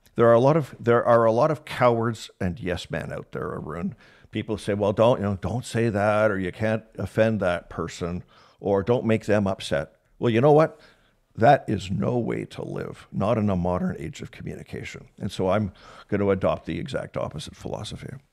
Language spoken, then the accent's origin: English; Canada; as a Canadian and having that job as the comms chief